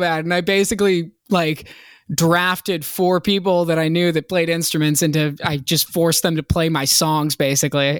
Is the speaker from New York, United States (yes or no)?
no; Hampton, Virginia, United States; moved away as an adult; also born or lived in Boston, Massachusetts; now in Los Angeles, United States; I was born in Boston, lived there till I was six, and then I was raised in Virginia